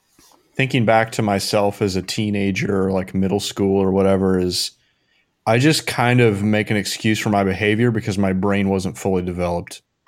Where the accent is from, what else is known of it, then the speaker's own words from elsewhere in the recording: Indiana, United States; I'm from Indiana and like my whole family is very Midwest